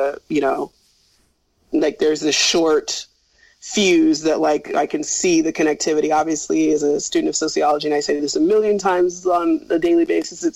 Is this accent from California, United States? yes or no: yes; Northern California, United States; also born or lived in Bangor, Wales; But if you live in Sacramento or in Northern California